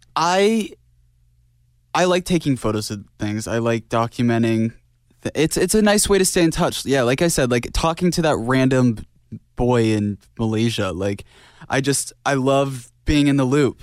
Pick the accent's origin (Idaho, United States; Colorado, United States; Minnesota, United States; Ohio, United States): Idaho, United States; Growing up in Idaho, everything was very quiet